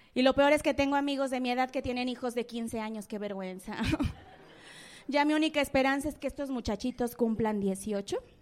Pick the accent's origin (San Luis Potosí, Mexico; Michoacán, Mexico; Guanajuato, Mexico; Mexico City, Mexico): Mexico City, Mexico; soy de la Guerrero